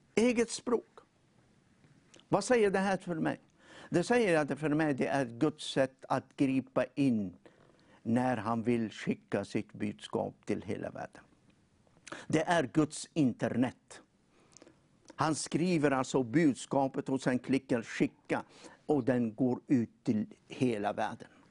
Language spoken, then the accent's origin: Swedish; Tunisia; now in Sweden; jag kommer från eh, Nordafrika.